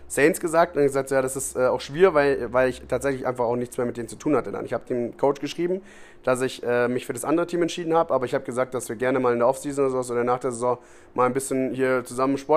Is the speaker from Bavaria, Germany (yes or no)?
yes; Munich, Bavaria, Germany; Du aus Venedig kommst, ich komme aus München.